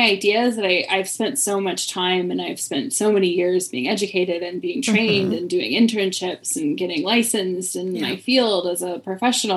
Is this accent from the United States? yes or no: yes; Midwest, United States; now in Philadelphia, United States; Originally born in the Midwest. I tell people that I was raised in the Midwest